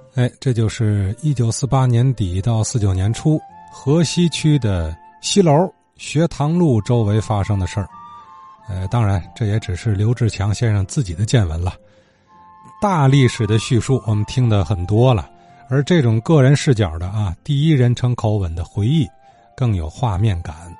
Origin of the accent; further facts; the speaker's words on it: Tianjin, China; 咱们天津人